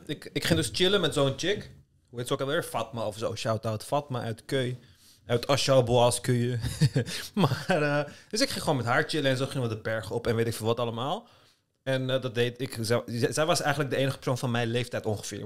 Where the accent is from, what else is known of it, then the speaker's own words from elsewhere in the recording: Netherlands; also born or lived in Istanbul, Turkey; ik kwam dan uit Nederland.